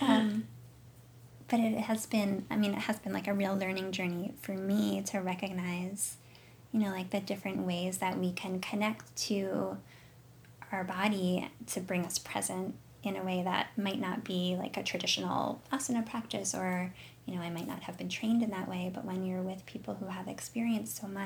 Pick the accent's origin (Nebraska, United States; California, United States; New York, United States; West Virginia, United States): New York, United States; Fishkill; moved away; also born or lived in Boston; I grew up mostly in New York, not New York City, like the Hudson Valley region of New York, a little town called Fishkill